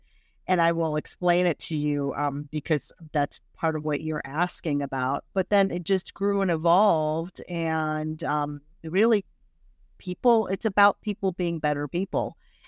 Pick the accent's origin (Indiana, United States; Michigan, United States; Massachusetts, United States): Indiana, United States; English is a second language; moved away; also born or lived in Iran / Washington, D.C.; I grew up in the Midwest and I had a great upbringing in Indiana, but it was hard, like, right? I didn't look like the other kids. I got beaten up a lot. I started first grade not knowing a word of English.